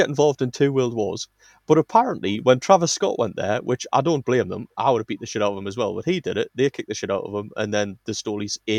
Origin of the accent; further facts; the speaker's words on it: England, United Kingdom; I'm English